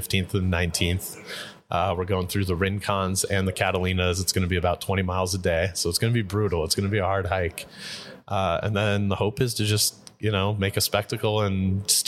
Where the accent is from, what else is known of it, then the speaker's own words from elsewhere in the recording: Tucson, Arizona, United States; I was born in Tucson